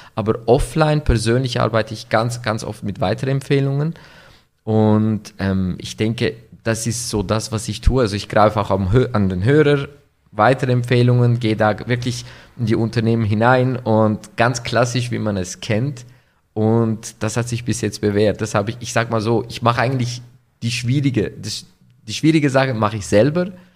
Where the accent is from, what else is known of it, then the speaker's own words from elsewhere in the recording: Winterthur, Zurich, Switzerland; Ich komme aus der Schweiz in Winterthur, geboren, aufgewachsen, nach wie vor mit türkischem Hintergrund